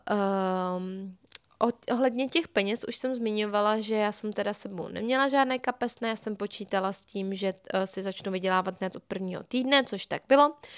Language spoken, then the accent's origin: Czech; Czechia; also born or lived in England